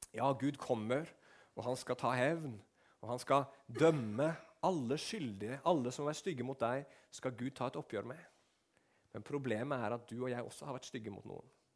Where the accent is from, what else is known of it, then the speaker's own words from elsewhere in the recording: Norway; som nordmann som har vokst opp med eventyr og sånn